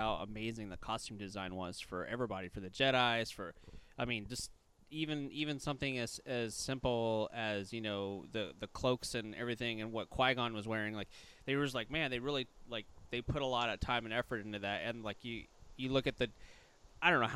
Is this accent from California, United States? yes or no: no; Baton Rouge, Louisiana, United States; I was born in Baton Rouge, Louisiana